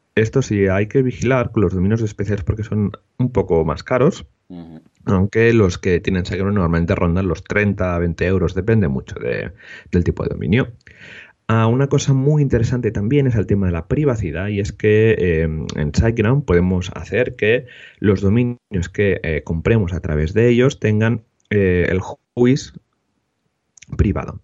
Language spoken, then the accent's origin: Spanish; Molins de Rei, Catalonia, Spain; tenemos Meetup en Molins de Rey, en mi, en mi pueblo de cerca de Barcelona